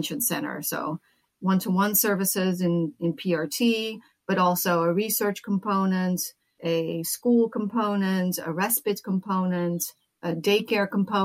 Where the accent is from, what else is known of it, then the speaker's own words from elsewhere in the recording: Netherlands; moved away as an adult; also born or lived in United States; now in California, United States; I grew up in the Netherlands